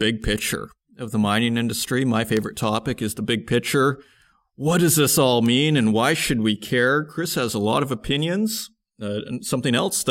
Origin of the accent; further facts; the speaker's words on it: Saskatoon, Saskatchewan, Canada; moved away; I come from Saskatoon, Saskatchewan